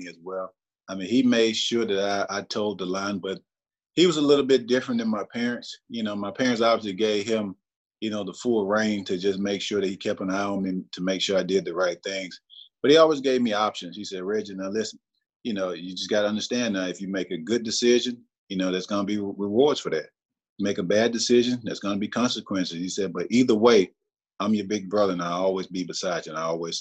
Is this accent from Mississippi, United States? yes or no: yes; Aberdeen, Mississippi, United States; I'm just a small town country boy again from Aberdeen